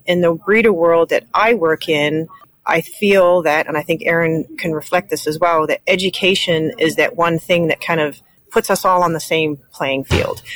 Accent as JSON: {"language": "English", "country": "New Zealand", "moved": "as an adult", "lives_now": "Indiana, United States", "said": "I'm originally from New Zealand. I came to the United States to learn about professional dog handling, and I never left"}